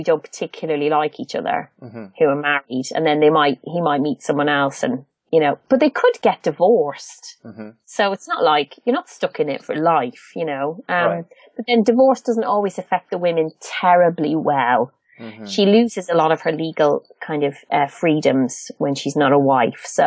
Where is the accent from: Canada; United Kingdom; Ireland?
Ireland; I'm an Irish.